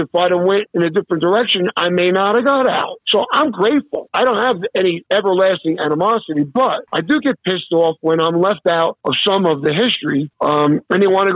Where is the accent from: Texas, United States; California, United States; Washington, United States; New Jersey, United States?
New Jersey, United States; I came from fucking North New Jersey